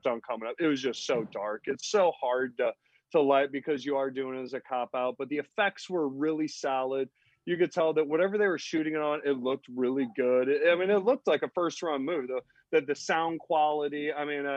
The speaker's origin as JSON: {"language": "English", "region": "Missouri", "country": "United States", "said": "we're from Missouri"}